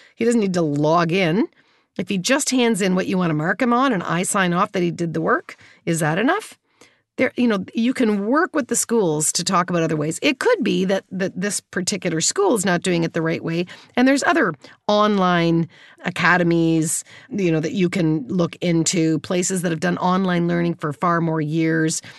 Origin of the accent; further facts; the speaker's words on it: Kitchener, Ontario, Canada; I grew up in Kitchener, Waterloo, in, uh, in Ontario